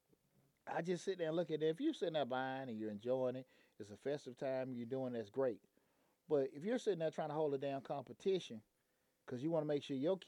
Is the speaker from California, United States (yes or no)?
no; Atlanta, Georgia, United States; I grew up in Bankhead